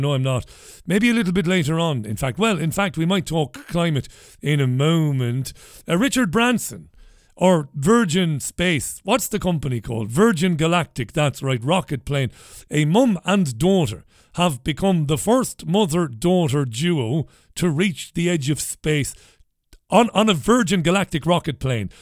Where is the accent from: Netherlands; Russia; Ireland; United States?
Ireland; Waterford, Munster; as a young lad in the 1980s, b- b- friends of mine growing up in Ballybeg and later on growing up in Browns Road